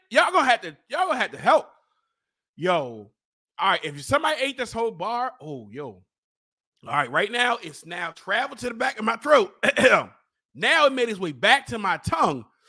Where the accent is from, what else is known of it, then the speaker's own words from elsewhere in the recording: Baltimore, Maryland, United States; I'm from East Baltimore